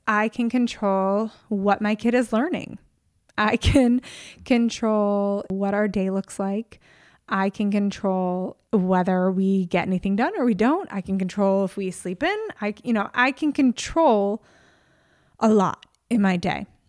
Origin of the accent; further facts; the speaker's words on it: New York, United States; now in California, United States; I grew up in New York